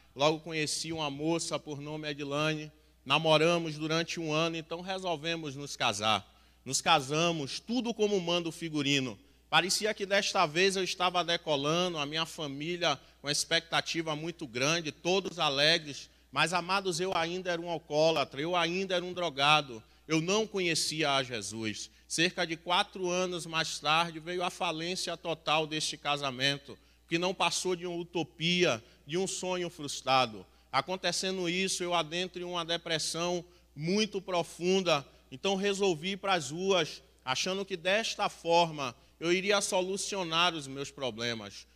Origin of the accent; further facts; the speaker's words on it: Salvador, Bahia, Brazil; sou natural de Salvador, Bahia